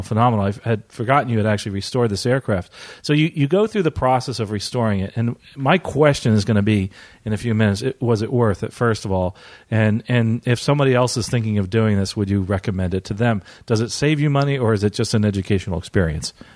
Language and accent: English; Treasure Island, Florida, United States; I'm here reporting from Florida, actually, my, uh, hometown of Treasure Island.